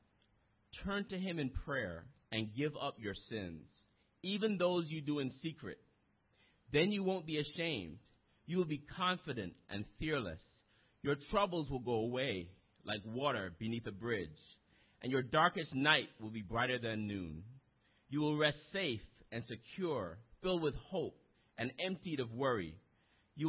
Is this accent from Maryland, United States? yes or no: no; New York City, New York, United States; most of us, we're from the Bronx